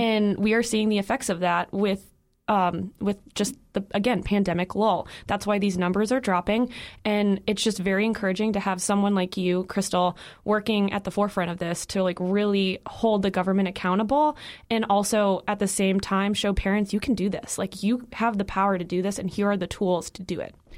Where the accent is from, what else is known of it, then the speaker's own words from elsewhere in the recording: Illinois, United States; I'm from Illinois